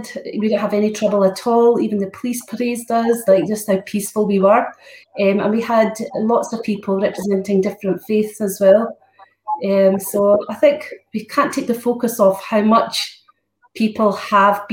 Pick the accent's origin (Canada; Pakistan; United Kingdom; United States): United Kingdom; Scotland; I'm Scottish too